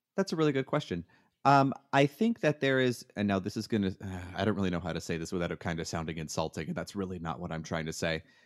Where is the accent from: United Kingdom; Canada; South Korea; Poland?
Canada; moved away as an adult; now in United States; I'm from Canada